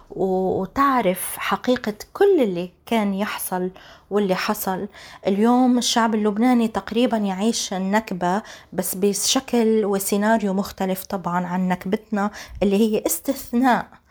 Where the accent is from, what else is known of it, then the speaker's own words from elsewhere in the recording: Palestine; أنا مش بس فلسطيني أنا فلسطيني ونص